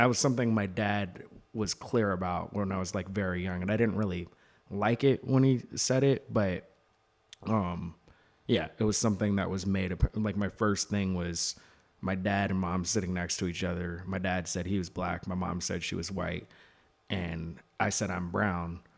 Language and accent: English; Seattle, Washington, United States; I'm from Seattle